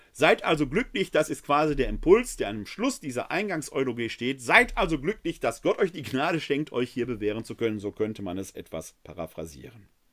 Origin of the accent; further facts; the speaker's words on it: Essen, North Rhine-Westphalia, Germany; Ich persönlich bin ja ein Kind des Ruhrgebietes. Ich kenne noch die Hochöfen der Kruppschen Fabriken in Essen-Altendorf, wo ich groß geworden bin